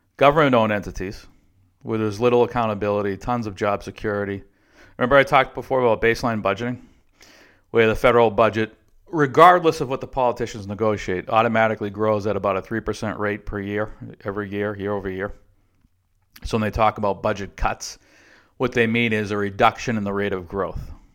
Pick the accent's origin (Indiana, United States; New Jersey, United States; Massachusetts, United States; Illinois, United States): Massachusetts, United States; Boston; moved away; also born or lived in Texas; the M B T A, where I grew up in Boston